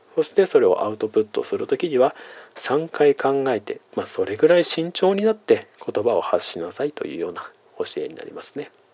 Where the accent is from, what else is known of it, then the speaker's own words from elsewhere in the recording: Iwate, Japan; moved away as an adult; also born or lived in Hokkaido / Eiheiji, Fukui; now in Tokyo, Japan; 岩手の生まれで大学はですね、まあ、極の北海道、えー、そして修行はですね雪深い福井県の永平寺というところにいたので冬はですね、まあ、常に雪の中で育った